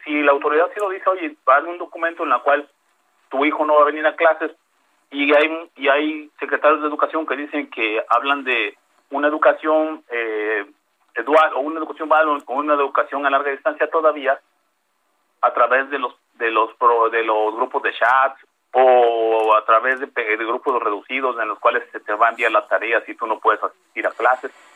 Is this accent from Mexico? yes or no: yes; Veracruz, Mexico; yo soy del estado de Veracruz